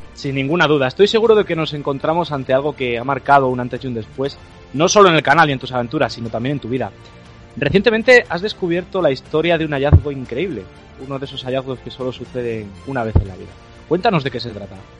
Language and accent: Spanish; León, Castile and León, Spain; los que somos de León y los que somos de, la zona de León, Asturias y tal